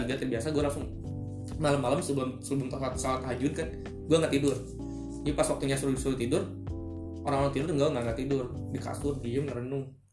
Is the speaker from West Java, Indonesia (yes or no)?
yes; Bandung, West Java, Indonesia; gue di Bandung, di Bandung kan gabung sama anak-anak kayak geng motor gitu